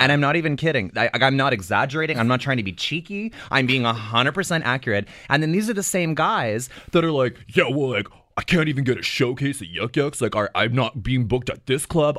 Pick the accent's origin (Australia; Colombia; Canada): Canada; Ottawa, Ontario; now in Toronto, Canada; I moved to Toronto, I'm originally from Ottawa